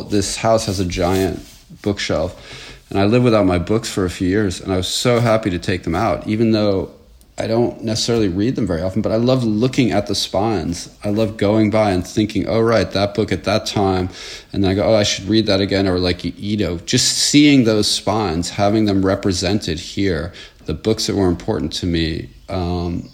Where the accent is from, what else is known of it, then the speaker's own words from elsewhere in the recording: Croton-on-Hudson, New York, United States; also born or lived in Sleepy Hollow, New York; I was born there and I grew up in Croton-on-Hudson, a few towns to the north